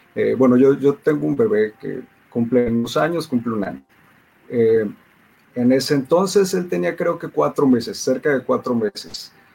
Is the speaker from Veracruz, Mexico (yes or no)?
yes; Poza Rica, Veracruz, Mexico; also born or lived in Ciudad del Carmen, Campeche; soy de la ciudad de Poza Rica, Veracruz